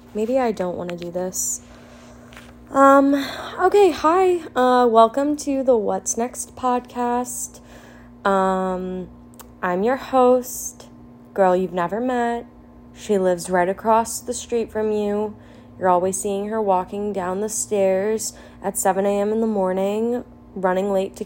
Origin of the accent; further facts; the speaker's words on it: New Jersey, United States; moved away; I am originally from New Jersey. Love being from New Jersey, but also will never go back